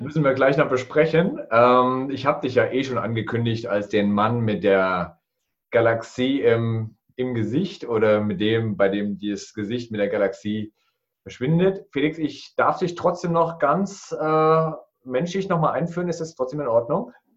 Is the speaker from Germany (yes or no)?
yes; Thuringia, Germany; Ich bin der Thüringer